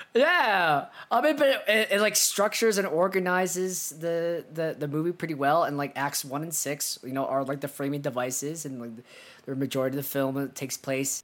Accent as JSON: {"language": "English", "country": "United States", "said": "we're both American"}